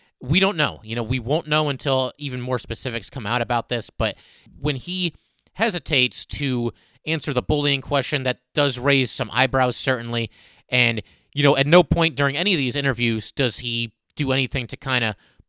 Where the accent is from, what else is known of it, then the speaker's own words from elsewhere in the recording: Connecticut, United States; I got to interview him a bunch of times and we're both from Connecticut